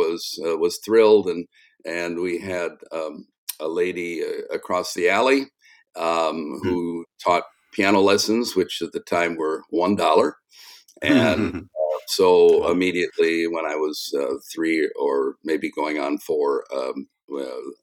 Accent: South Bend, Indiana, United States; I grew up in South Bend, Indiana

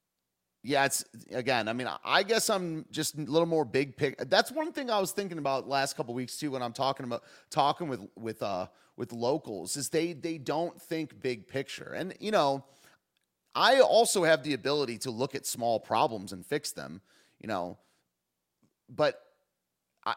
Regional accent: the North, United States; I do enjoy being a Northerner sometimes. I like the South, but I like being from the North.

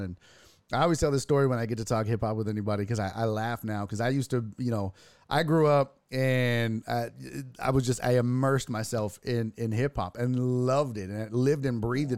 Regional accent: Houston, Texas, United States; born and raised in Houston

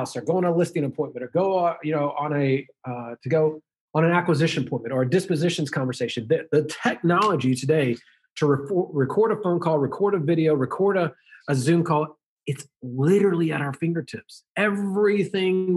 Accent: the South, United States; I was raised in the South

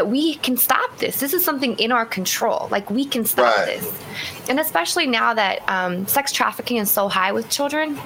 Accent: Seattle, Washington, United States; moved away as an adult; also born or lived in East Coast; I grew up in Seattle, relocated to the East Coast and came back home a few years ago.

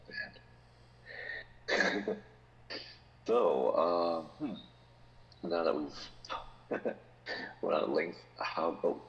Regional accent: United States; I swear I was raised in America, I swear.

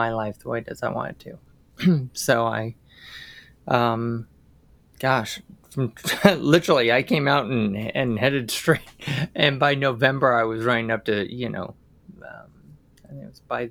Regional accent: San Francisco Bay Area, California, United States; I grew up in the San Francisco Bay Area.

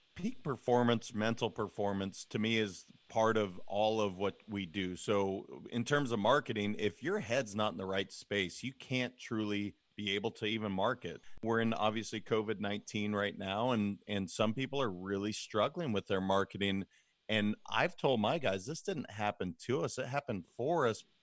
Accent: Montana, United States; moved away as an adult; now in California, United States; I'm originally from Montana. I ended up moving to California post-graduation of college.

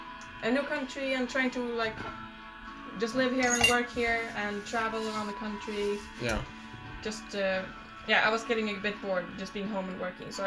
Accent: Stockholm, Stockholm County, Sweden; Stockholm in Sweden.

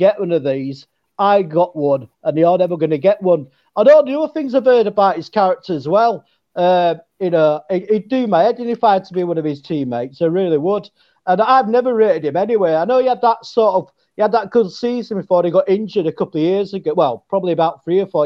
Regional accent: the north of England, United Kingdom; accent: Northern England; You don't have that Northern England voice like me

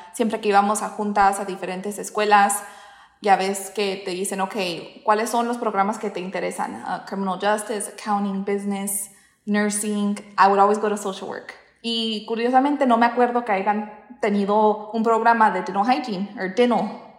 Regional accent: Southwest Kansas, United States; yo nací y crecí en Southwest Kansas, un pueblito chiquito

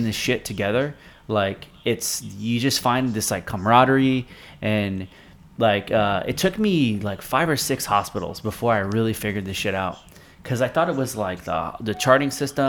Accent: South Florida, United States; I work at this hospital now in South Florida. That, now, we were raised here. Like, Francisco and I came from South Florida.

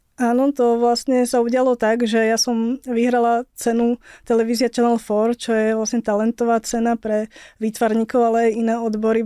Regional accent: Slovakia; bola som prvá Slovenka

